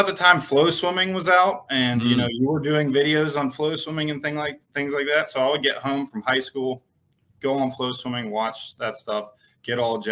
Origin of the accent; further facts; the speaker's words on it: Pittsburgh, Pennsylvania, United States; moved away as an adult; also born or lived in Indiana; I'm here in Pittsburgh, PA. It's my original hometown. I was out in Indiana for about 10 years or so, but family brought me back.